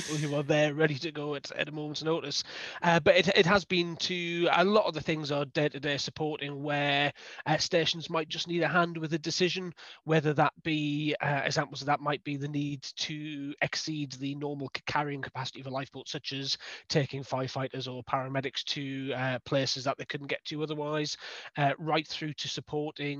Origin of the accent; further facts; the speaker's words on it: the North East, North East England, United Kingdom; moved away as an adult; also born or lived in Lowestoft; now in Ipswich, United Kingdom; I was brought up in the Northeast, always been down by the coast